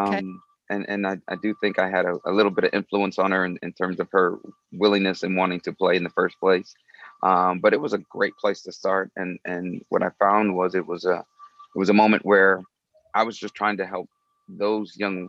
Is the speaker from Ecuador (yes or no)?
no; Huntsville, Alabama, United States; moved away as an adult; now in Los Angeles, United States; I grew up in Huntsville, Alabama, son of educators